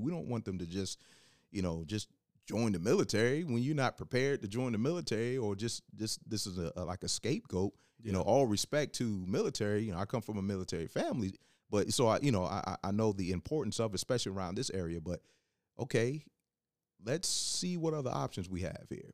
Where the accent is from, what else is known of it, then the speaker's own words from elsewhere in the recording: Hampton, Virginia, United States; also born or lived in West Coast; I wasn't born in in Hampton, Virginia, but I was raised in Hampton